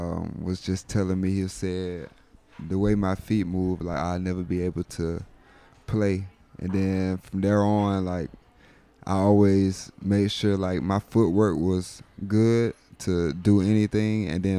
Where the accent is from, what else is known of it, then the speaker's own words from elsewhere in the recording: Fort Valley, Georgia, United States; moved away as an adult; I was born in Fort Valley, Georgia, like the south of Georgia.